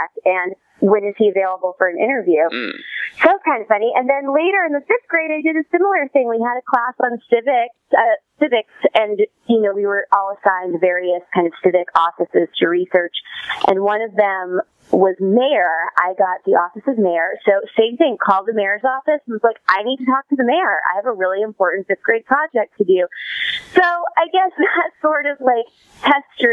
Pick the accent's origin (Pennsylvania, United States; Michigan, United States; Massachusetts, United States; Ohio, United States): Massachusetts, United States; Worcester; moved away; I grew up in Worcester, Massachusetts, kind of the armpit of New England, but a great place to leave and also a great place to return